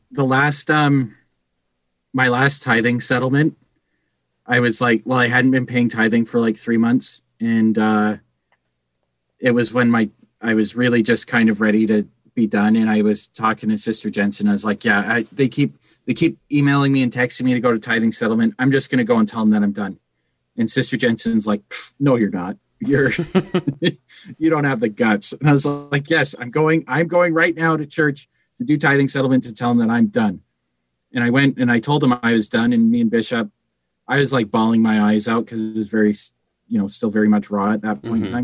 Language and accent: English; Calgary, Alberta, Canada; we are from Calgary